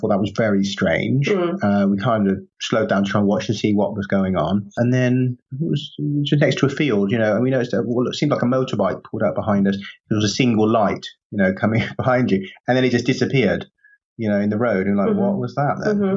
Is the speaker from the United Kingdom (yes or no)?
yes; Stroud, South West England, United Kingdom; now in Wales, United Kingdom; I'm from Gloucestershire, from Stroud in Gloucestershire